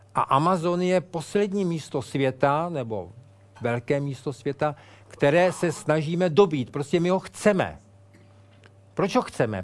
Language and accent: Czech; Prague, Czechia; jsem odtud, jsem z Prahy